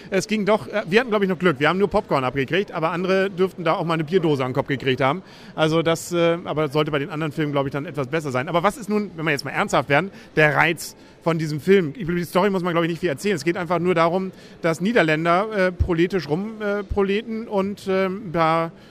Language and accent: German; Lower Saxony, Germany; Gerade für mich als Ostfriese natürlich ein peinlich berührter Moment